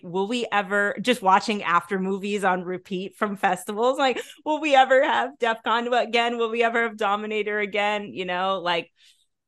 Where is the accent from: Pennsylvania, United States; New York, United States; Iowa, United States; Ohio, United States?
New York, United States; now in Netherlands; I grew up in Yankee Stadium, basically in New York.